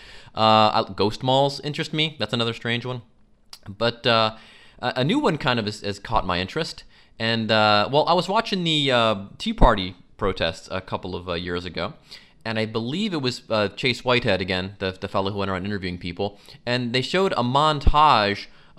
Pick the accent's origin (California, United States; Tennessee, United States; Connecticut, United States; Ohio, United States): Ohio, United States; Mentor; I grew up in Mentor, Ohio.